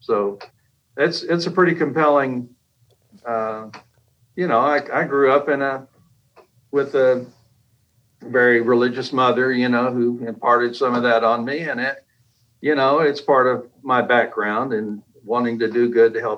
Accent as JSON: {"language": "English", "town": "Kilgore", "region": "Texas", "country": "United States", "tie": "born or raised there", "also_born_or_lived": "Japan / Germany / New Hampshire / Alabama", "said": "Well, I was an Air Force brat growing up. I was born in Japan, and then my dad traveled the world. Up, you know, from Germany to New Hampshire to Alabama to Texas to you name it. And I finished high school in uh, in East Texas, Kilgore"}